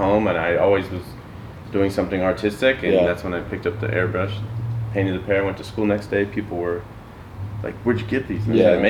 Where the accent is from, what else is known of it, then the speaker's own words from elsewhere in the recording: Santa Rosa, California, United States; moved away; also born or lived in Orange County, California / Charlotte, North Carolina; my parents moved up when I was not even 1 year old. Then my dad got a job in Petaluma, California, so we were living in Santa Rosa. Grew up there.